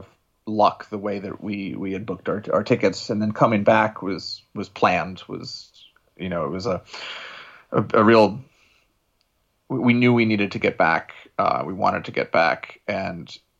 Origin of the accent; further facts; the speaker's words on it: United States; now in Shanghai, China; my wife and I'm from New York or New Jersey. I have family in Jersey and in New York